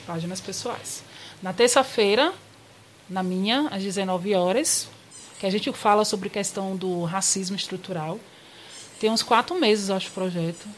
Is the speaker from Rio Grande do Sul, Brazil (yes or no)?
no; Salvador, Bahia, Brazil; moved away as an adult; also born or lived in Campinas; now in São Paulo, Brazil; eu sou soteropolitana